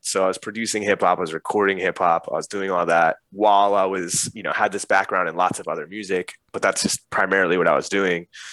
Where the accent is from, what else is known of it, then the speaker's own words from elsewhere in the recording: northern New Jersey, United States; moved away; I grew up in New Jersey in like northern Jersey